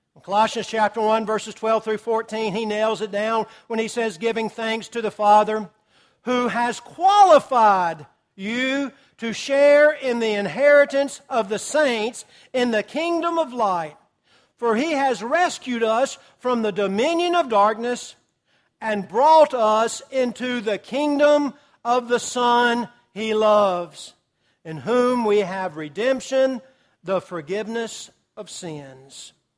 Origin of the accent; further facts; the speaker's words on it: United States; we are American citizens